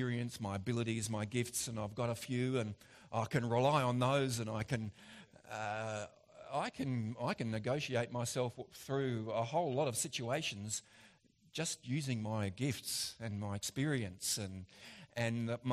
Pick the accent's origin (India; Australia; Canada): Australia; as an Aussie